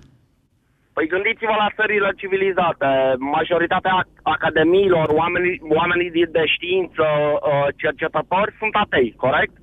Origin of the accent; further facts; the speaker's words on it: Transylvania, Romania; Ardelean sunt și eu.